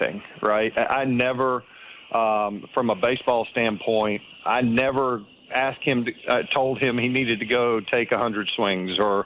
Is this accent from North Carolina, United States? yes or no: yes; Eastern North Carolina, United States; I grew up in Eastern North Carolina and, a little town, 45,000 people in Eastern North Carolina.